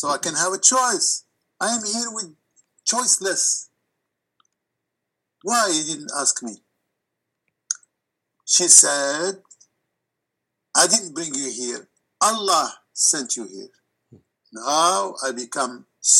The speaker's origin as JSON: {"language": "English", "country": "Morocco", "tie": "born or raised there", "moved": "yes", "said": "my background growing in Morocco"}